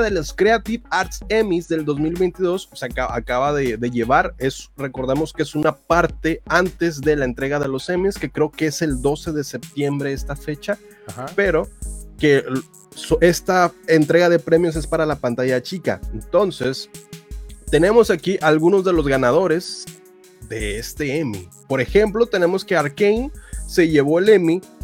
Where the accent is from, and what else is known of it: Monterrey, Nuevo León, Mexico